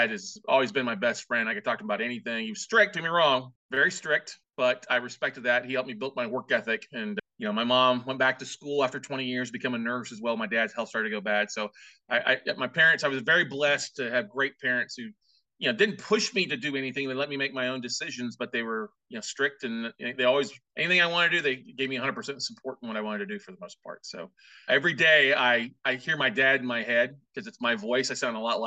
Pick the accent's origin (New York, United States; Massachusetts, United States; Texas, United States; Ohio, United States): Texas, United States; Corpus Christi; also born or lived in Minnesota; my parents moved to Corpus Christi, Texas when I was like 2 or 3. So I grew up in South Texas